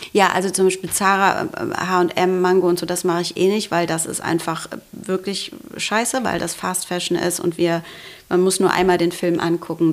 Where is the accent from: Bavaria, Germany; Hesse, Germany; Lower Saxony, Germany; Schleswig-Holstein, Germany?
Hesse, Germany; Frankfurt am Main; ich komme aus Frankfurt, also am Main